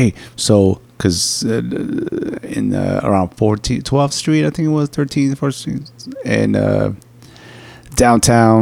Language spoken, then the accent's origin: English; New York, United States; I'm the New York side